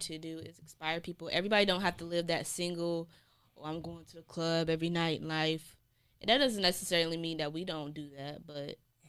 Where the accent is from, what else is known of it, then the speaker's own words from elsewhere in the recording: Fayetteville, United States; I'm from Fayetteville.